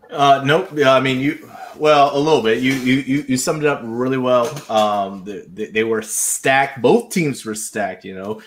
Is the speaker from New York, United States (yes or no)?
no; Charleston, South Carolina, United States; moved away; I grew up in Charleston, South Carolina